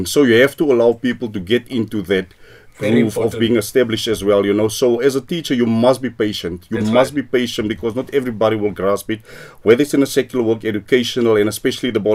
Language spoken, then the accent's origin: English; West Rand, Gauteng, South Africa; I hail from the West Rand, where the Lord lives. I've lived my whole life on the West